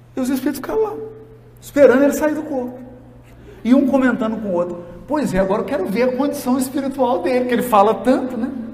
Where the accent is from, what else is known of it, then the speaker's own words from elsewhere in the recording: Jequitinhonha Valley, Minas Gerais, Brazil; lá na minha terra, lá no Vale do Jequitinhonha